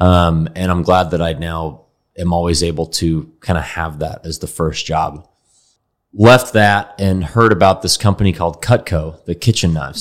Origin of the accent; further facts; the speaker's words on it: Dallas, Texas, United States; I grew up here in Dallas